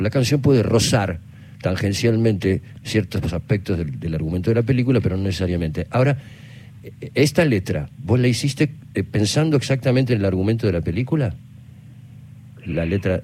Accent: Argentina; also born or lived in Madrid, Spain / Cádiz, Spain; nosotros, el grupo de músicos argentinos

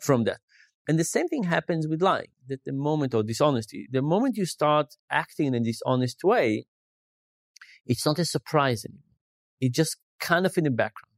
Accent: Israel; moved away; I grew up in Israel

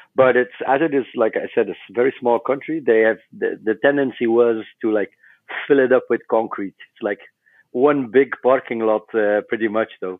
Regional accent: West Flanders, Belgium; we were all born and raised in West Flanders, and that's a small part of Belgium.

